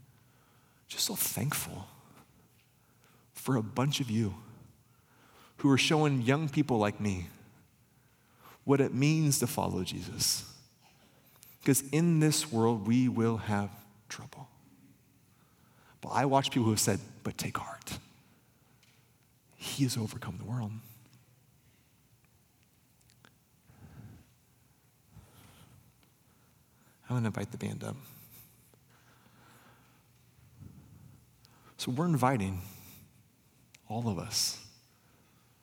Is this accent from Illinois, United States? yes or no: no; Pella, Iowa, United States; growing up in Pella